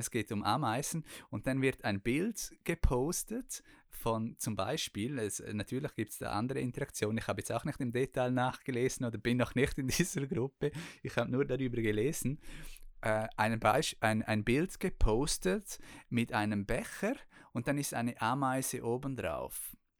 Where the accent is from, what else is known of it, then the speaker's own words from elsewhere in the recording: Chur, Graubünden, Switzerland; ich bin ja in Kur aufgewachsen